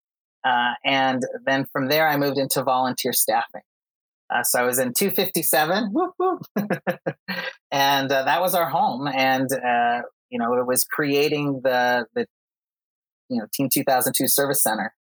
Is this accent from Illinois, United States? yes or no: no; Utah, United States; also born or lived in Costa Rica; I'm from Utah.